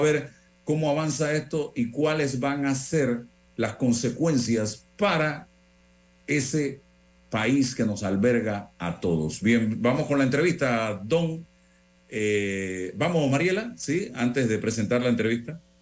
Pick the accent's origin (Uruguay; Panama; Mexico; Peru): Panama; yo soy panameño, amo mi país